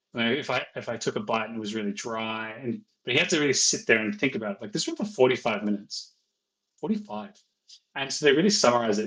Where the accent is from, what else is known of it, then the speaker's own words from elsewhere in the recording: Ireland; I'm Irish